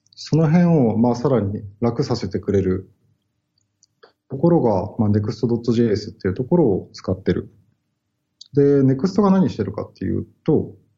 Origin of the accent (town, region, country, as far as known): Kanazawa, Ishikawa, Japan; born or raised there; now in Tokyo, Japan